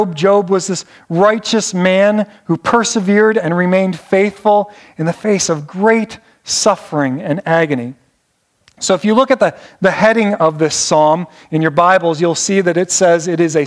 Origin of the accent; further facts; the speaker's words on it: Northeast Ohio, United States; I'm from Northeast Ohio